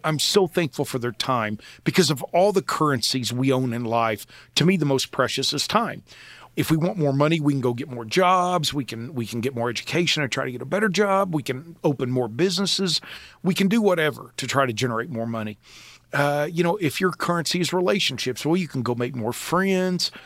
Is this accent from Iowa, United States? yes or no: no; Oklahoma, United States; I grew up in Oklahoma with a love for the Old West